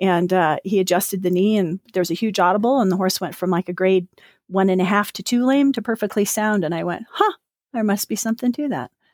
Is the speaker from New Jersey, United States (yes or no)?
no; Salt Lake City, Utah, United States; also born or lived in Park City, Utah; I grew up in Salt Lake and Park City and all the wild places around the area